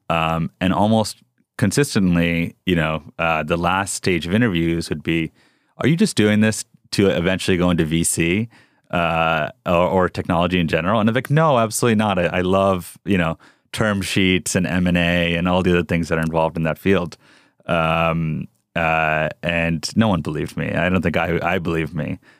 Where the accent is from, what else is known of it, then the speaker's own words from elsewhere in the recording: Rockland County, New York, United States; English is a second language; also born or lived in South Bronx, New York / California; now in Texas, United States; we grew up outside in New York City uh, uh, in a town called Rockland County